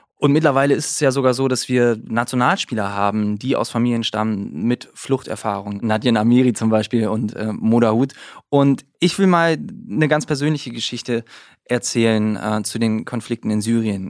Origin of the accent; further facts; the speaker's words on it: Northern Germany, Germany; ich als Norddeutscher